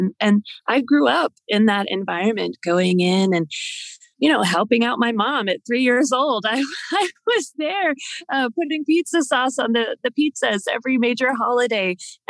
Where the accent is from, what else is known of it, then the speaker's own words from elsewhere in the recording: Pittsburgh, Pennsylvania, United States; now in Washington, D.C., United States; So I was born and raised in the great city of Pittsburgh, Pennsylvania. So not too far from where I live now in Washington, D.C.